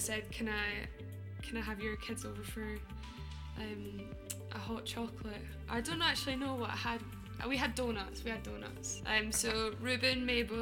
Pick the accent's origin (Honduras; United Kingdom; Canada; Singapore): United Kingdom; Scotland; accent: Scottish; also born or lived in London; now in Nottingham, United Kingdom; I'm Scottish